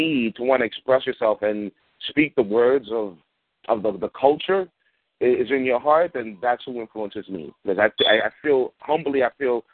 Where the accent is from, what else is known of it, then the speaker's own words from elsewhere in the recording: New York City, New York, United States; being a black kid growing up in Bed-Stuy in the 80s